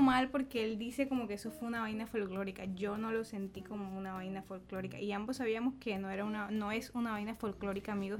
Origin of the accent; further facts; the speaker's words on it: San Jacinto, Bolívar, Colombia; also born or lived in Montería; yo nací en, San, en Montería, soy de San Jacinto Bolívar